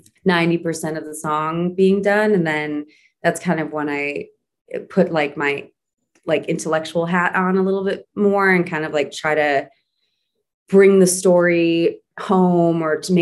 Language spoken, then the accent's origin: English; Wauwatosa, Wisconsin, United States; moved away as an adult; also born or lived in New York; growing up in Wauwatosa, Wisconsin